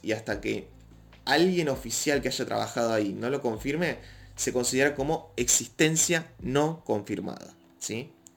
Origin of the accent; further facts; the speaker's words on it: Argentina; Yo no vivo en México, soy de Argentina